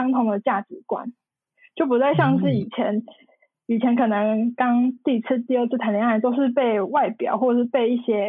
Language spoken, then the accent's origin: Chinese; Taichung, Taiwan; also born or lived in Taipei; 就是后来我就决定就是从台北搬回台中。就是住在家里